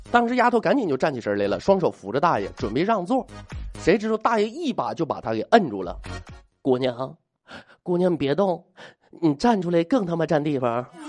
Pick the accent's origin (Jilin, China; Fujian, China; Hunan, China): Jilin, China; also born or lived in Dandong; 我是吉林人啊，我记着原来我在丹东那边的时候也碰着过这种习俗